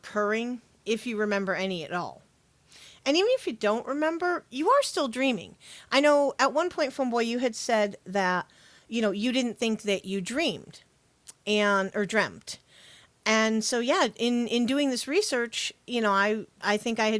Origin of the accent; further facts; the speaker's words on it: United States; accent: Yankee; It's my Yankee